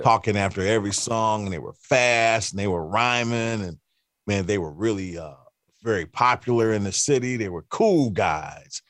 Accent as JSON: {"language": "English", "town": "Cleveland", "region": "Ohio", "country": "United States", "tie": "born or raised there", "said": "I'm from Cleveland, Cleveland, mm-hmm. Ohio. So uh, growing up in Cleveland"}